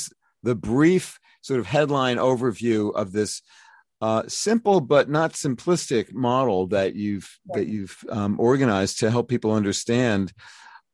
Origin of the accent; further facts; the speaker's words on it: New York City, New York, United States; my hometown, Brooklyn, New York.